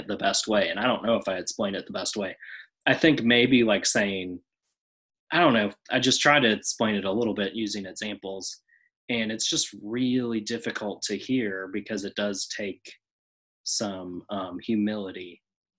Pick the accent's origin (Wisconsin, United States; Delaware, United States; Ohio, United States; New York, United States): Wisconsin, United States; Oshkosh; my hometown in Oshkosh